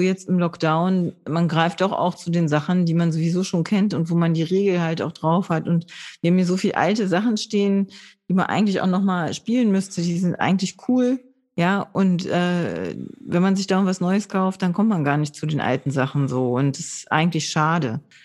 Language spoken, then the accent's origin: German; Low German-speaking area, Northern Germany, Germany; ich bin da in der Gegend aufgewachsen, wo man Plattdeutsch gesprochen hat